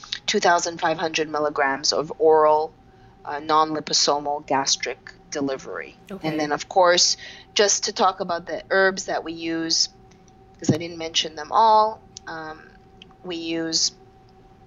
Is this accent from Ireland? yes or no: no; Montreal, Quebec, Canada; I'm from Montreal, Canada, I'm 45